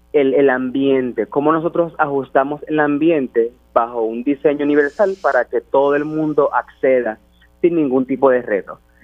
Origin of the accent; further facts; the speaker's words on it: Puerto Rico; ser el primer puertorriqueño